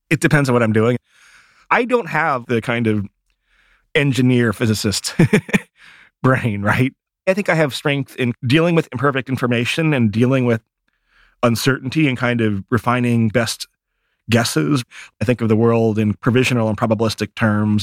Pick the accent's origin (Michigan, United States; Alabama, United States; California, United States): Michigan, United States; I grew up in Michigan